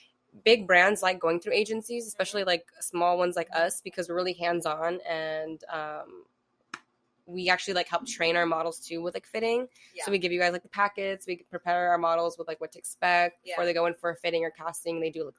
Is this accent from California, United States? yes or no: yes; California, United States; also born or lived in San Francisco Bay Area / San Diego / Imperial Valley / Los Angeles; So like, I'm born and raised in California. I lived in the Bay, I lived in San Diego, I lived in Imperial Valley. I've lived LA.